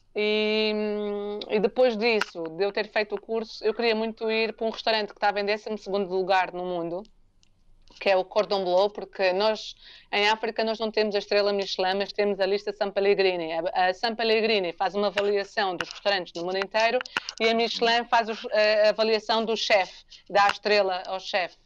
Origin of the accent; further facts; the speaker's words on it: Portugal; also born or lived in Angola; eu nasci em Angola e vim para Portugal, eu tinha 8 anos. E cresci